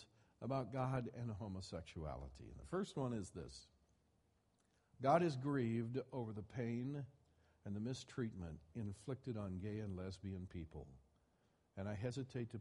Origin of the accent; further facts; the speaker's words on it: Midwest, United States; I grew up in the Bible Belt. I grew up in the Midwest